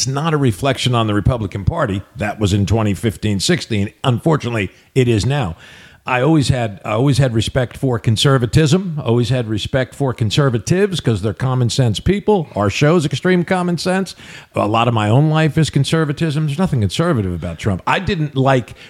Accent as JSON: {"language": "English", "country": "United States", "tie": "born or raised there", "said": "I grew up in the New York area"}